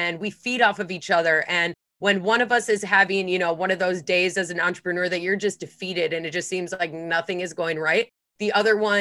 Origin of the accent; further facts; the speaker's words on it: Midwest, United States; I'm from the Midwest